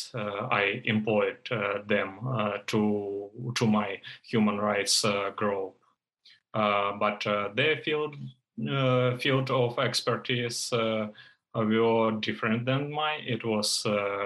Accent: Donetsk, Donetsk Oblast, Ukraine; moved away as an adult; now in Poland; my hometown city, Donetsk City

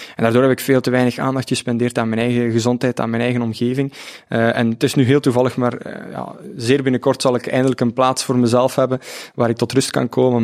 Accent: Opwijk, Flanders, Belgium; also born or lived in Ghent; afkomstig uit Opwijk, dat is een, eh, een dorp op de grens van Vlaams-Brabant en Oost-Vlaanderen.

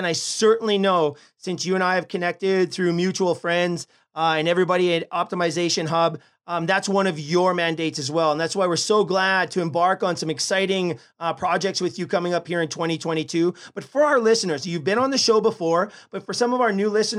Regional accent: Canada; we are from Canada

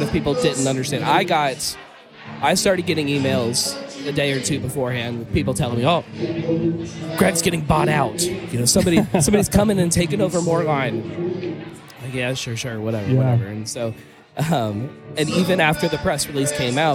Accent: Cincinnati, Ohio, United States; I'm from Cincinnati

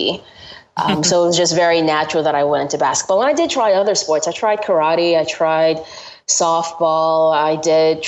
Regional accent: Georgia, United States; I grew up in Georgia

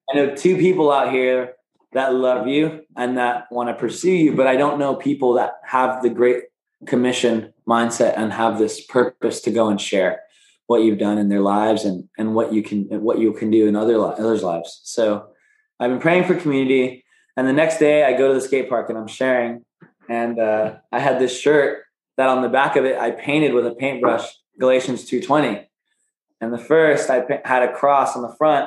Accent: Phoenix, Arizona, United States; We're both from Phoenix, Arizona

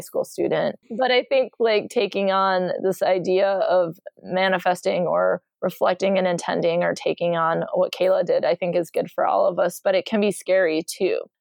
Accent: Michigan, United States; I'm from Michigan

